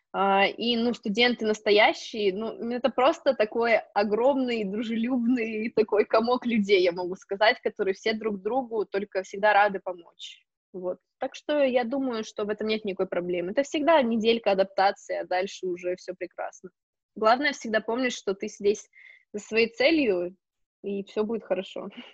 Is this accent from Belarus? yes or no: no; Novosibirsk, Novosibirsk Oblast, Russia; moved away as an adult; also born or lived in Spain; now in Switzerland; я из Новосибирска